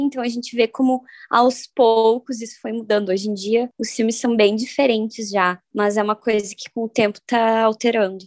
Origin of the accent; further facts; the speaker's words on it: Uruguaiana, Rio Grande do Sul, Brazil; Eu sou de Uruguaiana, então lá eu morava num condomínio